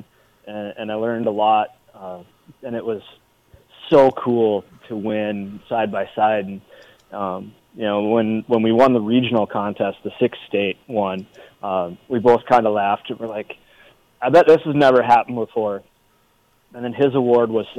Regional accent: Kimball, United States; I graduated from Kimball High School

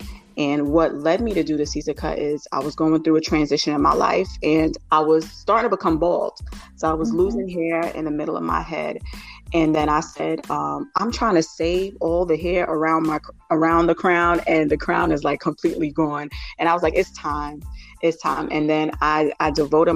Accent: New York City, New York, United States; I am originally from New York City, and my parents are Jamaican, so I'm Jamaican heritage, first generation Jamaican

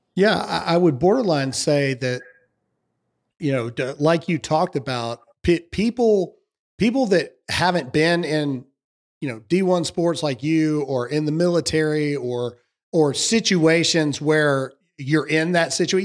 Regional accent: the South, United States; born and raised South here

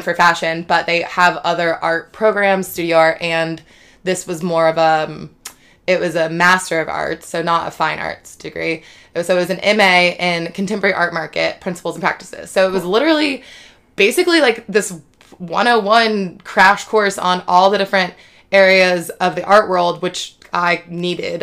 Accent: Virginia, United States; moved away as an adult; now in New York, United States; I grew up in Virginia

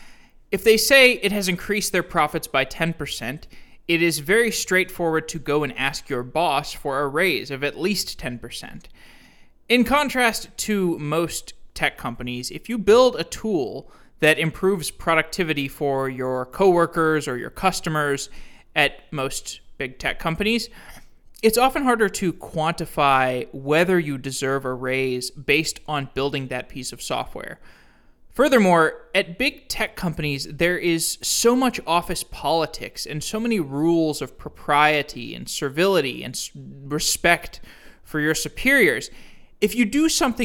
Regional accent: Texas, United States; moved away as an adult; also born or lived in Chicago; I'm from Texas

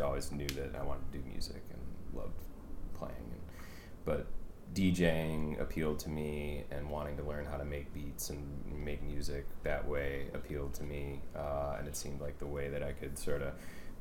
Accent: St. Louis Park, Minnesota, United States; I grew up in a suburb of Minneapolis called St. Louis Park

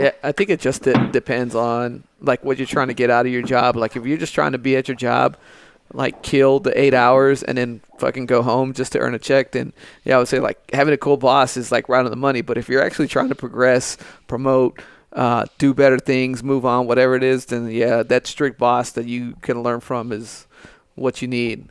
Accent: United States; being born in this country, uh, being an American

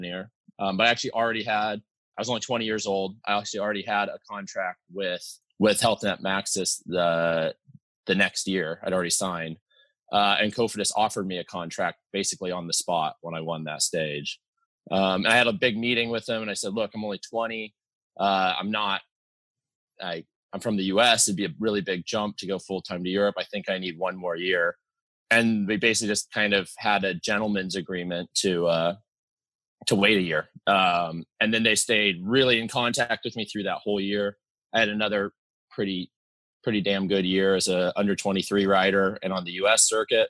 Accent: United States; It's right up in the Cascade Mountains. So, I mean, I grew up like hiking and mountain climbing with my dad a lot too.

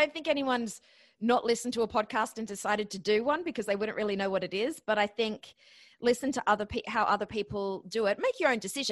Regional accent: Australia; accent: Australian; moved away as an adult; also born or lived in Ohio, United States; now in New York, United States; my accent. So yes, I'm Australian, but I actually graduated from Ohio University.

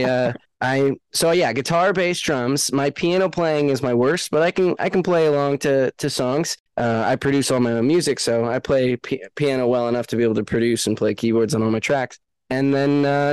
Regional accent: Seattle, Washington, United States; also born or lived in Los Angeles, United States; now in Nashville, United States; I grew up in the Seattle music scene

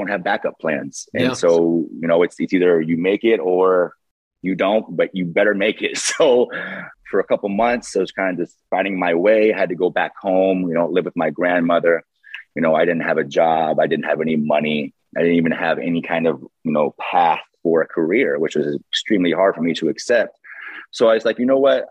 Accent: San Diego, California, United States; born and raised in San Diego

